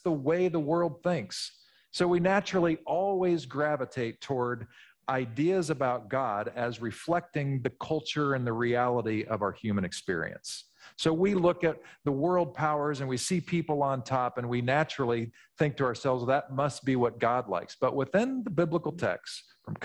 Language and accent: English; Midwest, United States; When I was from the Midwest, I naturally would have pronounced this Julian of Norwich.